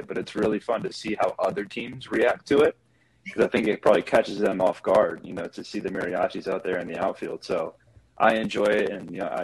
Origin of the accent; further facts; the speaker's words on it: small town outside of Raleigh, North Carolina, United States; moved away as an adult; also born or lived in Maryland; now in Los Angeles, United States; I'm from the East Coast, you know, small town outside of Raleigh, North Carolina